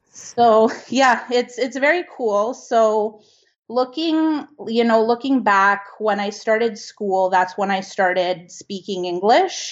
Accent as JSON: {"language": "English", "town": "Vancouver", "region": "British Columbia", "country": "Canada", "tie": "born or raised there", "first_language": "Italian", "second_language": "English", "said": "I was, um, born in Vancouver, British Columbia"}